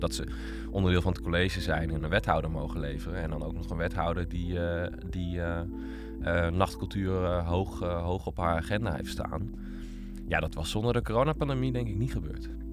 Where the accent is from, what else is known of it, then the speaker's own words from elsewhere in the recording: Utrecht, Netherlands; ik ben opgegroeid in Utrecht